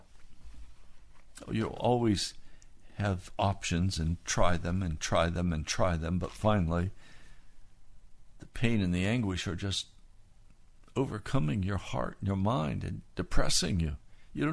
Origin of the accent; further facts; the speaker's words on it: United States; My orientation as an American